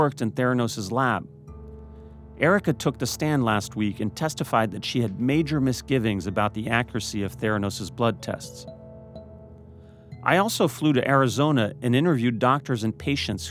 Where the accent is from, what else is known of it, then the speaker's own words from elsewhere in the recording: Paris, Île-de-France, France; moved away; I am French. I grew up in Paris, raised by a French father